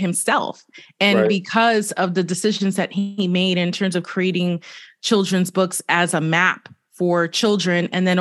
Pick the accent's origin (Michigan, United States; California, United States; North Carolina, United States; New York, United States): New York, United States; New York City; Born and raised in Brooklyn